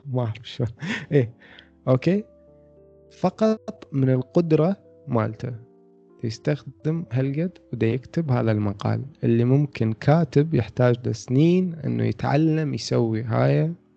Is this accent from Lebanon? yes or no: no; Iraq; عندنا بالعراق